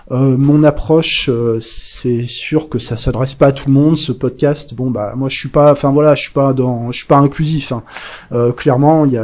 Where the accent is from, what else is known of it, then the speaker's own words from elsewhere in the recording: Bresse, France; accent: Bresse; moved away; Alors bon, j'ai perdu un peu l'accent bressan parce que ça fait un moment que je suis, j'ai quitté la Bresse